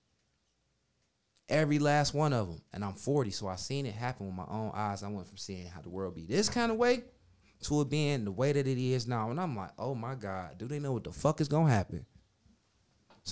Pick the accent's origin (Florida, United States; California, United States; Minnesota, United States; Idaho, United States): Minnesota, United States; moved away; also born or lived in Cleveland, Ohio; I was raised in Minnesota